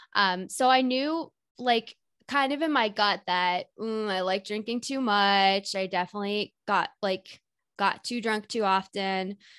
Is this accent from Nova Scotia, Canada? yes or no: no; Whitby, Ontario, Canada; moved away as an adult; now in Toronto, Canada; I live in Toronto, Ontario, but I grew up in Whitby, which is just like 45 minutes east of the city